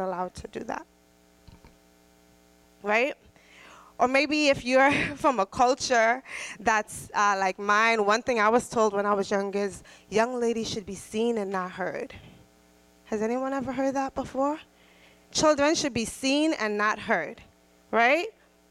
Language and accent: English; Trinidad & Tobago; I'm Trinidadian